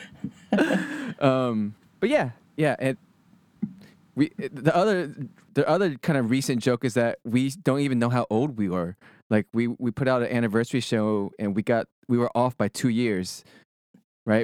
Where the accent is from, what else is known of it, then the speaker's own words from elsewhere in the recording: Sugar Land, Texas, United States; moved away as an adult; also born or lived in Berkeley, California; born and raised in Texas, went to school at Berkeley